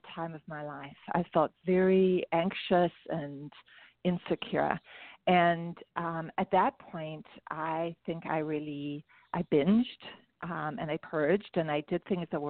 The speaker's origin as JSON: {"language": "English", "country": "South Africa", "tie": "born or raised there", "moved": "yes", "said": "you can hear I have an accent. So I wasn't born here. I was born in South Africa"}